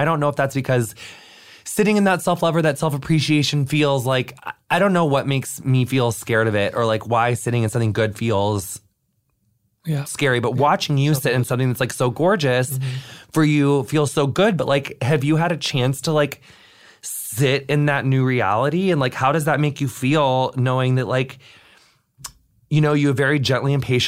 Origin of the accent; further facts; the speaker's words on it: Pakistan; that feels really powerful as a Pakistani Muslim.